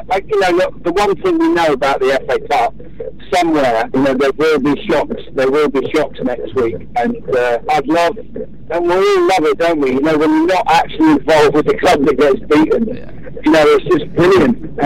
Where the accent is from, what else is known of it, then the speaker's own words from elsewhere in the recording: St Neots, East of England, United Kingdom; my hometown club, St Neots Town.